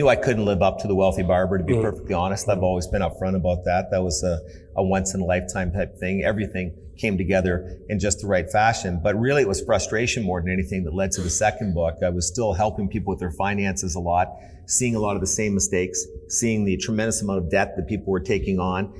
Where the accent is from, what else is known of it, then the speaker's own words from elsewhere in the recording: Canada; I grew up in Canada, great country